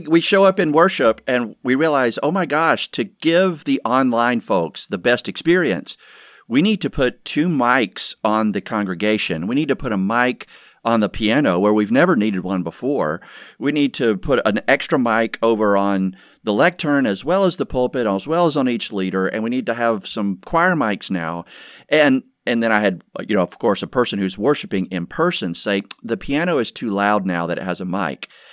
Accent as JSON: {"language": "English", "region": "Georgia", "country": "United States", "tie": "born or raised there", "moved": "yes", "said": "born and raised in Georgia"}